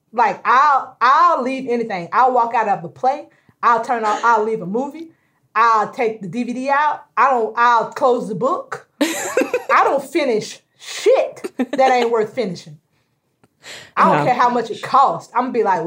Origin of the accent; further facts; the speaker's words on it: Tallahassee, Florida, United States; I grew up in Tallahassee